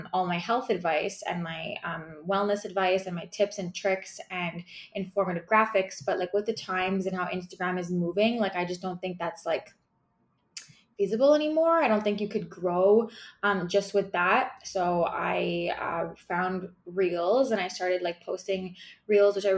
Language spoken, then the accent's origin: English; Montreal, Quebec, Canada; I'm from Montreal, Quebec, Canada